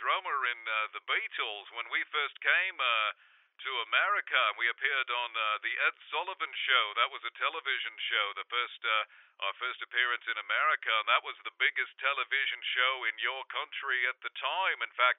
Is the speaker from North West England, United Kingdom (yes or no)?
yes; Liverpool, North West England, United Kingdom; A lot of people growing up in Liverpool, you never owned your own camera for taking photographs.